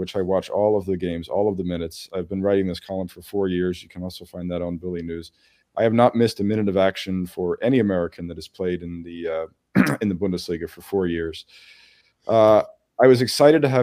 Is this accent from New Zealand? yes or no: no; Kaiserslautern, Rhineland-Palatinate, Germany; I'm from Kaiserslautern